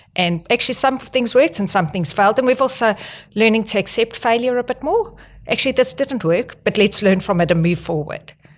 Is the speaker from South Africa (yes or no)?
yes; South Africa; moved away as an adult; also born or lived in Northern Territory, Australia / New South Wales, Australia; now in Australia; I'm not Australian. I'm from South Africa, and the reason I actually moved here was back in two thousand